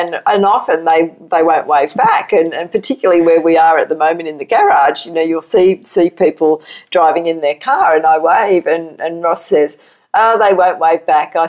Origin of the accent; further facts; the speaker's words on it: Australia; accent: Aussie; moved away as an adult; now in United States; as an Aussie coming to America